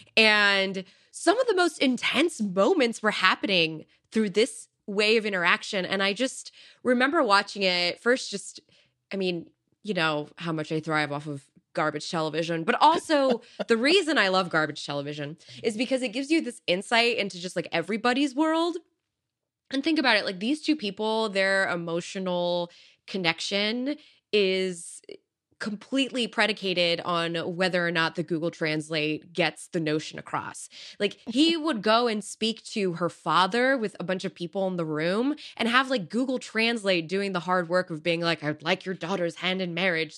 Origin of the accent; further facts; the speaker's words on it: Silicon Valley, California, United States; growing up in Silicon Valley